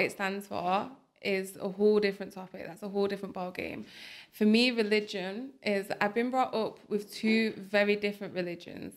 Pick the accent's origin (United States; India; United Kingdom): United Kingdom; Bolton, North West England; also born or lived in Manchester; I love Bolton. It's my hometown